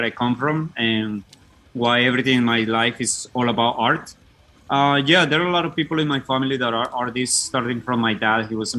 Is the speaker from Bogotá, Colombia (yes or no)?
yes; Bogotá, Colombia; moved away as an adult; now in United States; I founded the band …, or …, as we say it in Colombia, with my brother and another guy in the neighborhood where we were living in Bogota